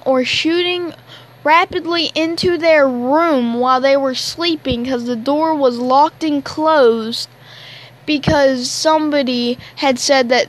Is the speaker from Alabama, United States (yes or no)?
yes; Alabama, United States; I'm from Alabama, so I'm a country kid.